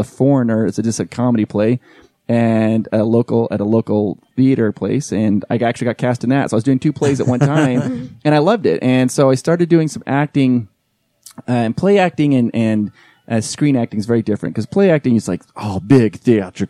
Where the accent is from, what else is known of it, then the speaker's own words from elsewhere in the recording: Holladay, Utah, United States; also born or lived in Philadelphia / New York / Southern California; I lived in the Holiday area growing up.